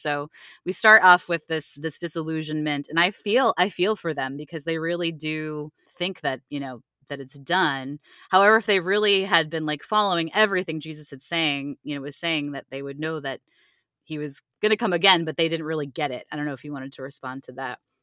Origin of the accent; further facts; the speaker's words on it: Cleveland, Ohio, United States; now in Virginia, United States; I live in Virginia now, but I'm originally from Cleveland, Ohio